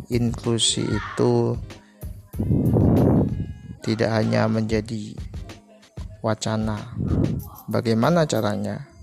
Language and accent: Indonesian; Surabaya, East Java, Indonesia; Gue dari Surabaya, saat ini kegiatan sehari-hari gua gua kuliah di Universitas Negeri di Surabaya